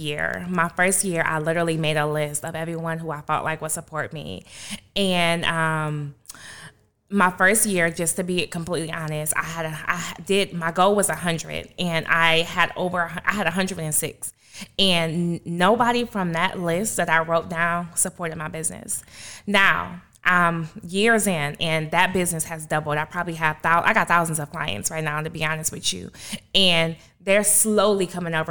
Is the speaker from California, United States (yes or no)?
no; Michigan, United States; growing up in Michigan where I would literally be shoveling snow to get money